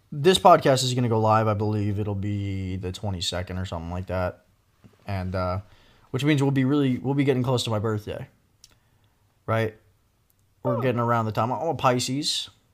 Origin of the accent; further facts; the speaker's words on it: Northeast, United States; I'm from the Northeast.